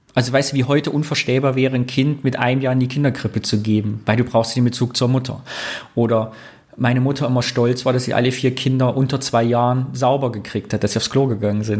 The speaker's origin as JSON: {"language": "German", "town": "Greußen", "region": "Thuringia", "country": "Germany", "said": "bei Greußen, da wo ich herkomme"}